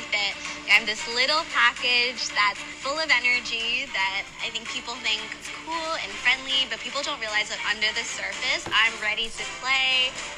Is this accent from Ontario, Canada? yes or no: yes; Toronto, Ontario, Canada; I'm a communications manager, and I'm from Toronto.